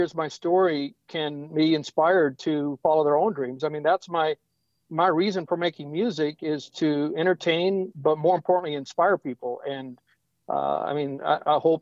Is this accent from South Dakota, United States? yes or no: yes; South Dakota, United States; now in Nashville, United States; I grew up on a farm in South Dakota.